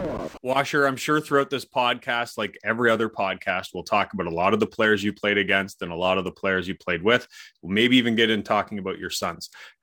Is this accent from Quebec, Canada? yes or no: no; Palmerston, Ontario, Canada; I'm from Palmerston.